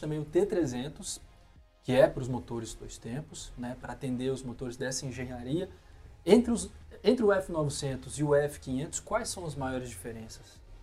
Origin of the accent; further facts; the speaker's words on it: Belo Horizonte, Minas Gerais, Brazil; perto de Belo Horizonte, minha cidade natal.